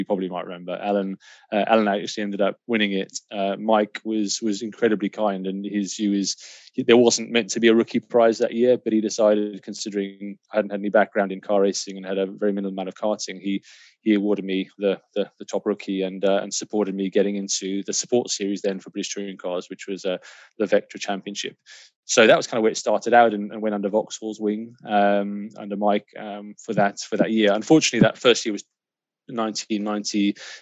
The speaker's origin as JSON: {"language": "English", "town": "Kyalami", "region": "Gauteng", "country": "South Africa", "tie": "born or raised there", "moved": "yes", "said": "I grew up in South Africa. I actually grew up in Kyalami, so literally a stone's throw from the circuit."}